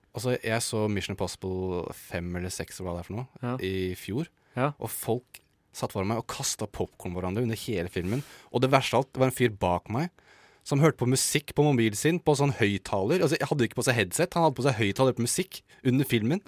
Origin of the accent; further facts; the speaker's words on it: Norway; som nordmann